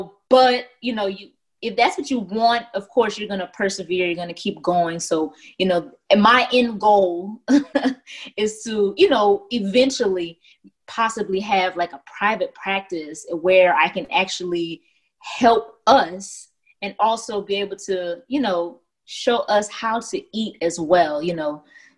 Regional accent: Lafayette, Louisiana, United States; I am originally from Lafayette, Louisiana

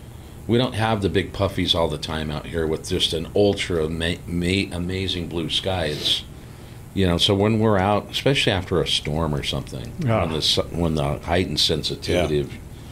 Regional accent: Salt Lake City, Utah, United States; I grew up in Salt Lake, so we got the seasons, all four of them

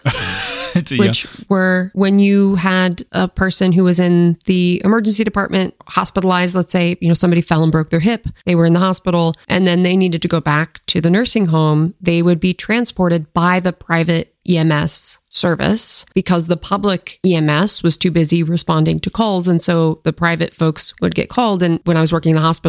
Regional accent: Seattle, Washington, United States; now in Maryland, United States; growing up in the Seattle area

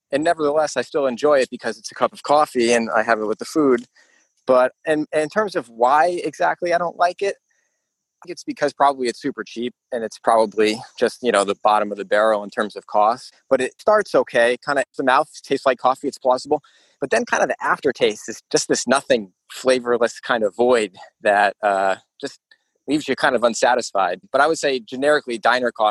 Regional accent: Northeast, United States; I grew up in the Northeast alongside you two

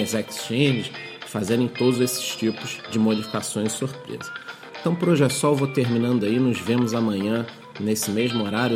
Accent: Brazil; nós que somos brasileiros, moramos aqui num local que não tem tanta segurança

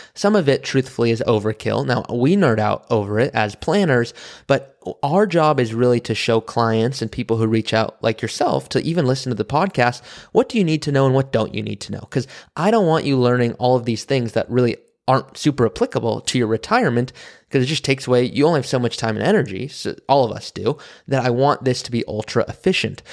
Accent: Malibu, California, United States; I grew up in Malibu, California, around wealth

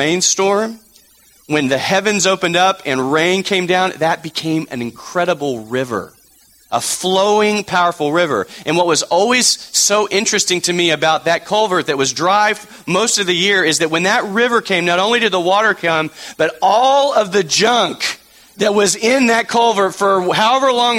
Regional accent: Texas, United States; moved away; Growing up in Texas

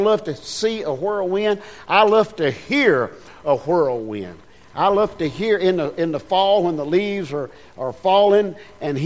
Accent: United States; I was born in America

